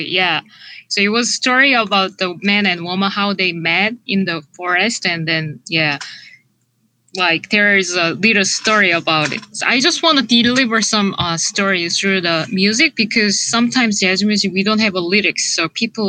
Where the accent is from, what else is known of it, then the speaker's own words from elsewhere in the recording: South Korea; moved away as an adult; also born or lived in Boston / New York; I'm originally from Korea.